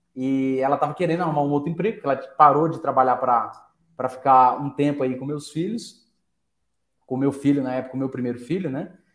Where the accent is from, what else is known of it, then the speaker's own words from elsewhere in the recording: Franca, São Paulo, Brazil; a gente é de Franca, Franca é a, é a terra do calçado